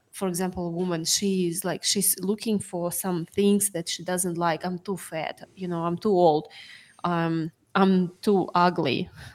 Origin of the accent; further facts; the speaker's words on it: Sakhalin Oblast, Russia; moved away; I was born in Sakhalin